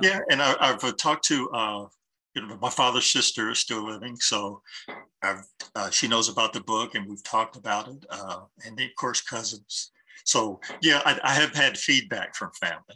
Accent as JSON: {"language": "English", "town": "Columbus", "region": "Ohio", "country": "United States", "tie": "born or raised there", "said": "I grew up in Linden"}